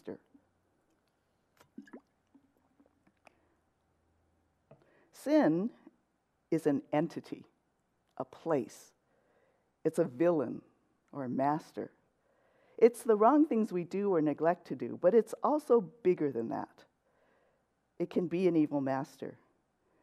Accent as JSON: {"language": "English", "town": "Los Angeles", "region": "California", "country": "United States", "tie": "born or raised there", "also_born_or_lived": "San Diego / West Covina", "moved": "as an adult", "lives_now": "Cypress, United States", "said": "I grew up in LA, in central"}